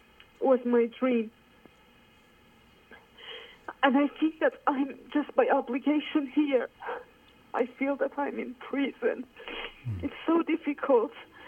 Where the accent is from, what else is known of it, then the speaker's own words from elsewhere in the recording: Iran; English is a second language; now in Paris, France; I'm calling from Paris. I migrated here 3 years ago.